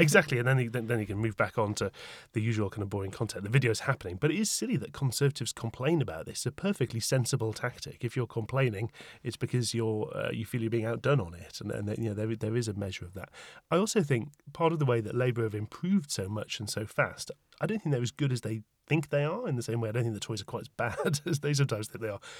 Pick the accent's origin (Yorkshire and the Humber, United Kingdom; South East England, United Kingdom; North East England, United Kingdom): North East England, United Kingdom; Tyneside; moved away as an adult; now in London, United Kingdom; In my mind, Tyneside is still my home with a capital H